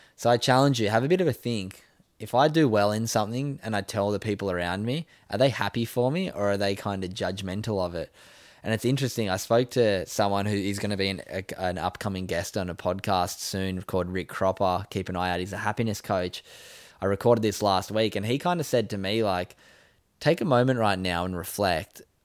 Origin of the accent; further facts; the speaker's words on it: Sydney, New South Wales, Australia; moved away; growing up where I grew up in Sydney's northern beaches